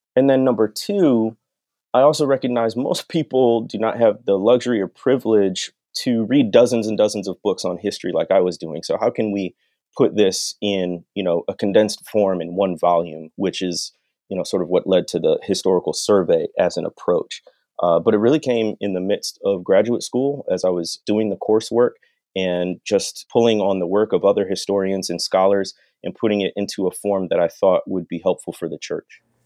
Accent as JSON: {"language": "English", "region": "North Shore of Illinois", "country": "United States", "tie": "born or raised there", "also_born_or_lived": "Arkansas / Mississippi", "moved": "as an adult", "said": "growing up on the North Shore of Illinois"}